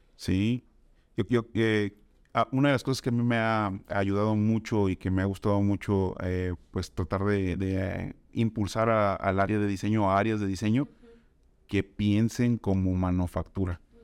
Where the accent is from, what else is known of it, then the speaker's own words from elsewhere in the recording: Tampico, Tamaulipas, Mexico; moved away as an adult; now in Guadalajara, Mexico; soy originario de Tampico, Tamaulipas